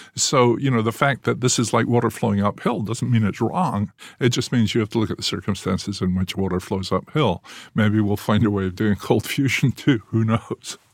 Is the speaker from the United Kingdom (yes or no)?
yes; Scotland, United Kingdom; moved away as an adult; also born or lived in England; now in United States; growing up in Scotland, where we always sort of feel we're a colony of England